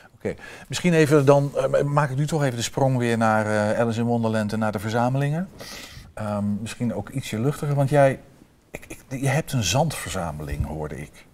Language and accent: Dutch; Vroomshoop, Overijssel, Netherlands; ik ben opgegroeid in Vrooms Hoop